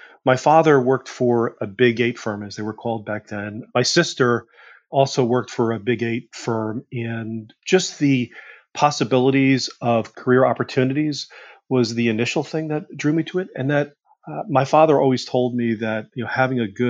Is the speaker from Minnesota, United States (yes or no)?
no; River Edge, New Jersey, United States; I grew up in New Jersey, River Edge, New Jersey